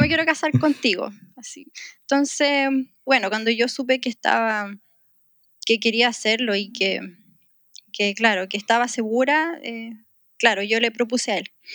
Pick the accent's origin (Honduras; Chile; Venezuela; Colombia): Chile; moved away as an adult; also born or lived in Middle East; a pesar de que somos chilenos, vivimos muchos años en el Medio Oriente